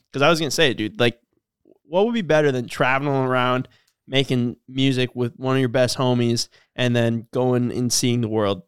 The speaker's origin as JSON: {"language": "English", "town": "Cormorant", "region": "Minnesota", "country": "United States", "tie": "born or raised there", "said": "we're from Cormorant."}